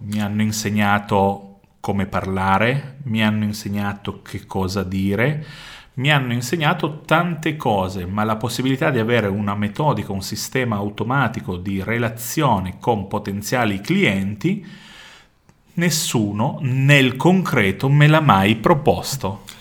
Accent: Vercelli, Piedmont, Italy; Io vengo da Vercelli

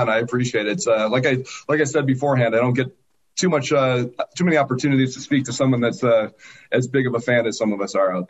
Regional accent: Buffalo, New York, United States; now in Dallas, United States; I'm not really from Dallas. I've lived here for 20 years. I'm actually from Buffalo, New York.

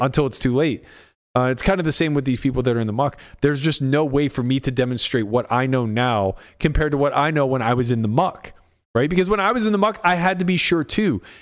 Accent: United States; I'm an American

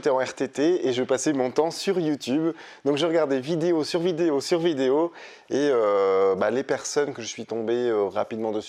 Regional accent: Hauts-de-France, France; moi je suis flamande. Dès que je dis ça, elle me dit ça. Non, je suis flamand, je suis pas ch'ti.

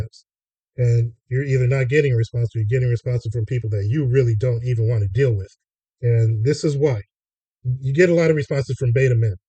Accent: Los Angeles, California, United States; growing up in Hollywood.

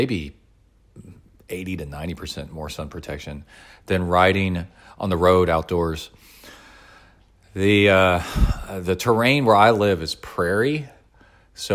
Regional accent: Birmingham, Alabama, United States; also born or lived in East Tennessee; I really miss where I grew up in Birmingham, Alabama, and Tennessee, East Tennessee, near the Smoky Mountains, where it's just thick pine forest.

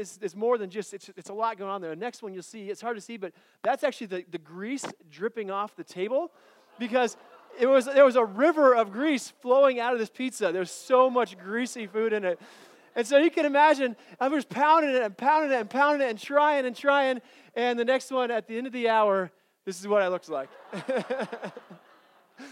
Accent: Colorado, United States; I grew up in Colorado, and in Colorado where I grew up, there's a pizza place called Bojo's

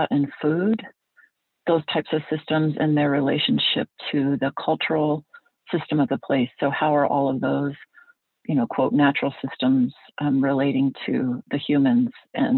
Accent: Alaska, United States; So anyway, I grew up in Alaska.

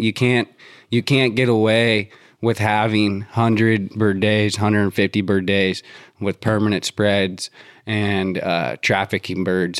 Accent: Durham, North Carolina, United States; I grew up in Durham

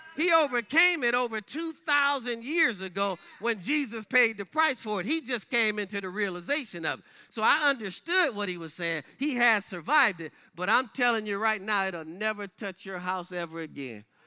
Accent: Michigan, United States; my home state of Michigan

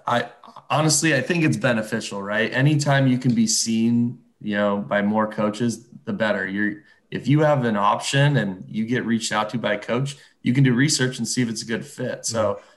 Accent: just south of Toronto, Ontario, Canada; moved away as an adult; growing up, just South of Toronto

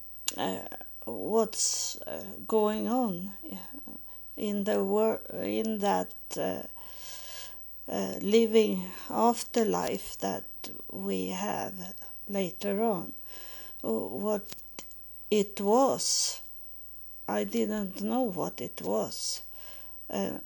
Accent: Sweden; English is a second language; moved away as an adult; also born or lived in United States; to go back to my home country, Sweden

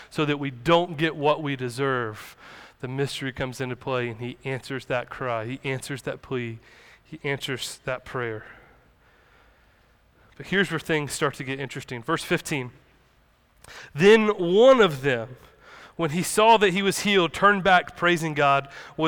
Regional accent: the South, United States; Us growing up in the South, growing up in the Bible Belt

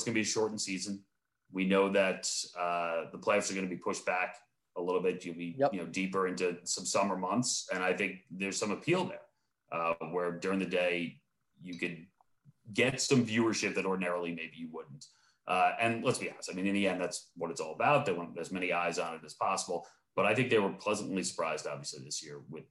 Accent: Long Island, New York, United States; I grew up on Long Island

